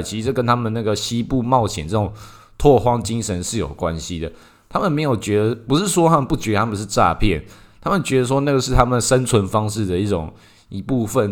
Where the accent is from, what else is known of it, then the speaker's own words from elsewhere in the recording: Taiwan; 在我们台湾这边就特别多这一种